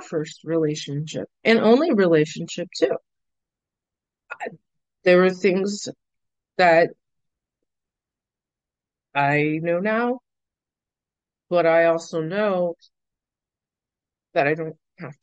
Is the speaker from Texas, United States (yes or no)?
no; Lake Arthur, Louisiana, United States; moved away as an adult; now in New Orleans, United States; they ended up in Lake Arthur for 18 years. 20 years, actually. 21. I moved out when I was 21. Well, moved out. I moved to New Orleans for school.